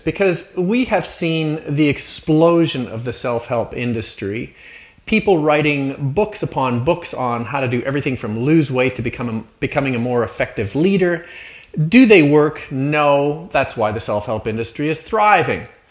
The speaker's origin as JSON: {"language": "English", "country": "Canada", "said": "looking at it as a Canadian, as an outsider"}